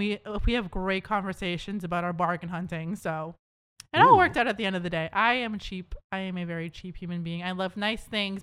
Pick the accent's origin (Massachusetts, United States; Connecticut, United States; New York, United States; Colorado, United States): Massachusetts, United States; Boston; born there; also born or lived in New Hampshire; I lived in New Hampshire for a bit. I was born in Beth Israel, Boston. Moved to New Hampshire a bit, lived at the Brown House near my grandparents.